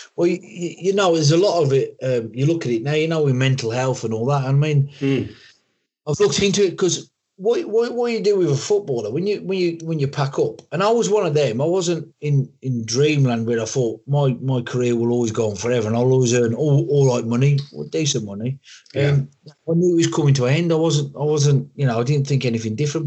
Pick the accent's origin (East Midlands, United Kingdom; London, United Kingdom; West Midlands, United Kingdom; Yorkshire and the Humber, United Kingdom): West Midlands, United Kingdom; Wolverhampton; accent: Black Country; moved away as an adult; now in Warwickshire, United Kingdom; living in born and bred in Wolverhampton